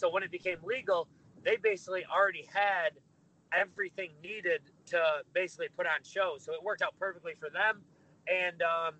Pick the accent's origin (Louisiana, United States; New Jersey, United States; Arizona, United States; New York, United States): New York, United States; Lewiston; moved away as an adult; also born or lived in Buffalo, New York; now in Tampa, United States; I grew up in Buffalo, New York, a little small town called Lewiston